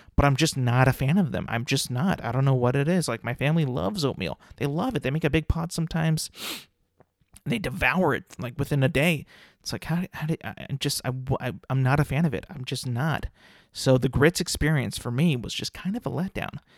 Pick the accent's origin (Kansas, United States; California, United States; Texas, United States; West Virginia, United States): California, United States; I'm from California